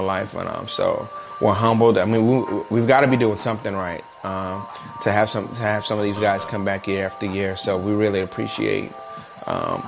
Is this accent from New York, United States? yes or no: yes; New York City, New York, United States; now in Jacksonville, United States